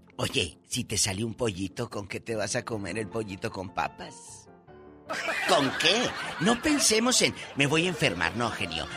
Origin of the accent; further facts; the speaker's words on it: Mexico; nuestro México